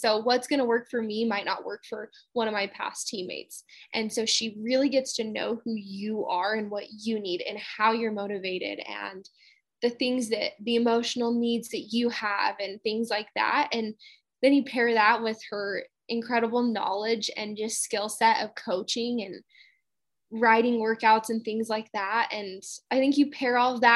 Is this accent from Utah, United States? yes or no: yes; Utah, United States; I'm originally from Utah